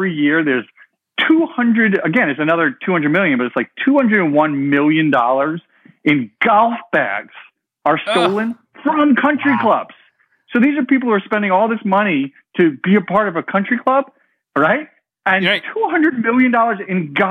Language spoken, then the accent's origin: English; New York, United States; moved away as an adult; also born or lived in Pennsylvania / California; I grew up in New York, went to school in Pennsylvania